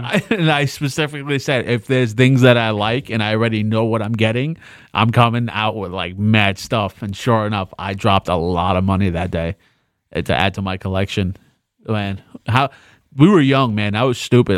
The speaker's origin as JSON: {"language": "English", "town": "New York City", "region": "New York", "country": "United States", "said": "I'm from the Bronx too"}